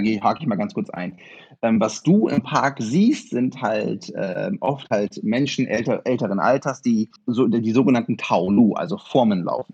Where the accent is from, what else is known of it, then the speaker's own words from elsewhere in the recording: Osnabrück, Lower Saxony, Germany; also born or lived in Friesland; ich bin in Friesland geboren, in Osnabrück aber aufgewachsen.